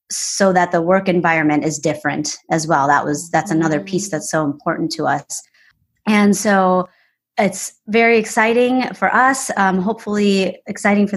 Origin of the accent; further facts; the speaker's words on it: Wisconsin, United States; now in Charlotte, United States; we moved here and it's a great city. You know, I'm from Wisconsin.